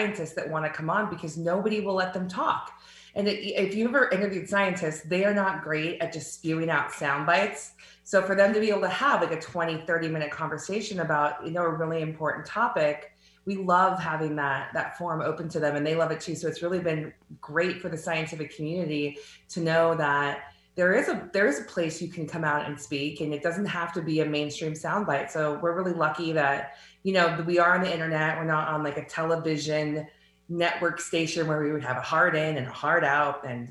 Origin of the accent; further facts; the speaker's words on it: Southern California, United States; growing up in Southern California